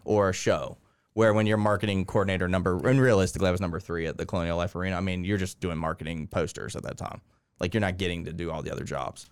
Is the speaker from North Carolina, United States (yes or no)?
yes; Winston-Salem, North Carolina, United States; moved away as an adult; also born or lived in Columbia, South Carolina; now in Augusta, United States; I grew up in North Carolina